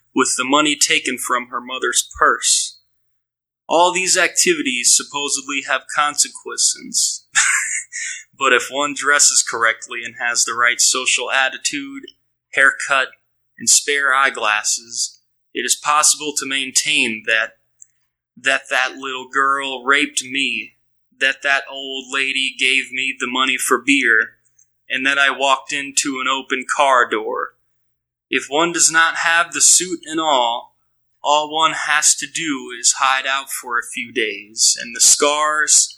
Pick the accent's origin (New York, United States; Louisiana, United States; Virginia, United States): Louisiana, United States; New Orleans; I'm from New Orleans. I live here